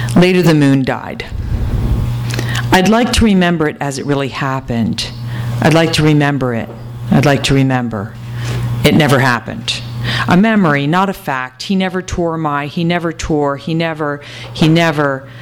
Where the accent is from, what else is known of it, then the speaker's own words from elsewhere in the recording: New Hampshire, United States; moved away as an adult; now in California, United States; I grew up in New Hampshire, and um, as soon as I was 18, I got out, and then I gradually came to California